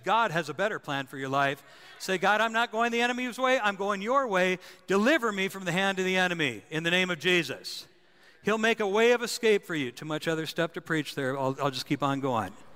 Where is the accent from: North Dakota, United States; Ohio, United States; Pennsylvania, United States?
North Dakota, United States; I was a kid uh, growing up in North Dakota